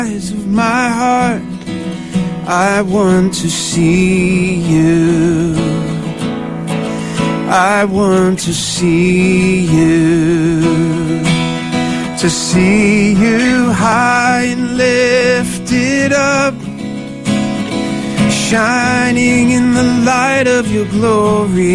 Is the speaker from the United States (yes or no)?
yes; outside Philadelphia, New Jersey, United States; moved away; I grew up outside of Philly, South Jersey